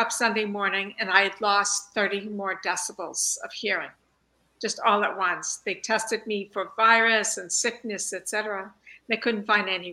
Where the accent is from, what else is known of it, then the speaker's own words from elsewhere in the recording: Long Island, New York, United States; I grew up in New York on Long Island and enjoyed easy access to Jones Beach